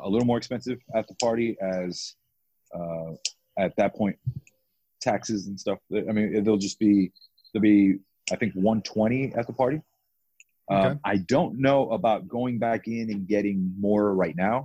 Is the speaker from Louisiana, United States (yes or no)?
no; Florida, United States; also born or lived in New York / Georgia / Maryland; now in Austin, United States; I'm a New Yorker. I grew up in Florida.